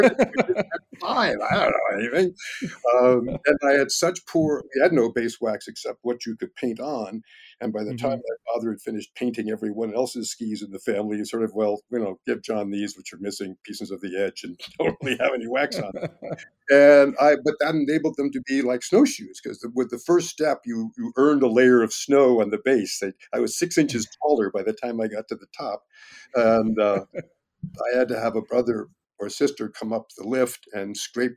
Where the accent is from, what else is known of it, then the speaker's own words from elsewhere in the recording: Chappaqua, New York, United States; moved away; also born or lived in Peru, Vermont; I grew up skiing in Peru, Vermont. My parents' main home was in Chappaqua, New York